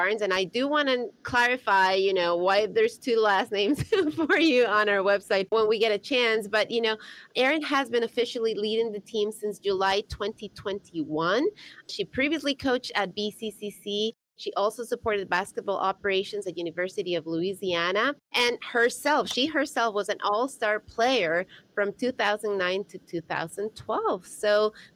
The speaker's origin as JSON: {"language": "English", "country": "Ecuador", "moved": "yes", "lives_now": "United States", "said": "my home country, Ecuador"}